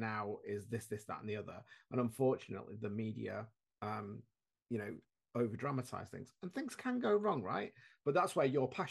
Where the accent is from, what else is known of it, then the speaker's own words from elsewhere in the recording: Shrewsbury, West Midlands, United Kingdom; I'm from Shrewsbury, near Shrewsbury